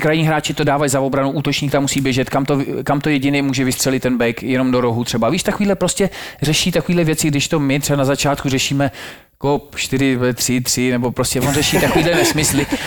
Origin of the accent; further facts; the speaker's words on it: Czechia; u nás klasika, přijdeš, máš tam jedno jídlo, a, a, že jsme Češi, Slováci